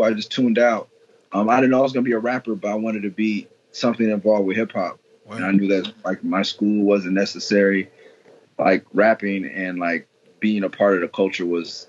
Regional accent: Los Angeles, California, United States; also born or lived in Lynwood, California / Glendora, California; My roots are Midtown. I was born in Seabird, like Pico and La Brea area.

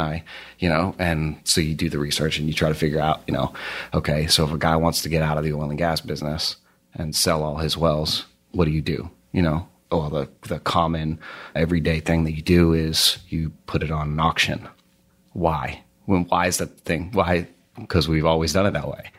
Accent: outside of Boston, Massachusetts, United States; outside of Boston. So about forty minutes to the west

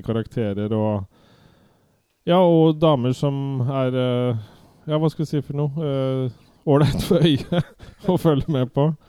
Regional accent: Viken, Norway; accent: Viken dialect; min Viken-dialekt

